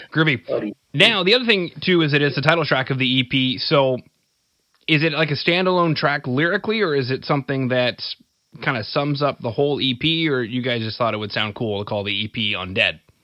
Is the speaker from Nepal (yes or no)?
no; Canada; I'm from Canada